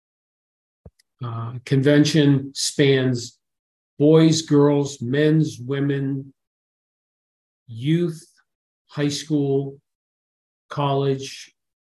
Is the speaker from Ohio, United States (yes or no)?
yes; Youngstown, Ohio, United States; moved away; I grew up in Northeastern Ohio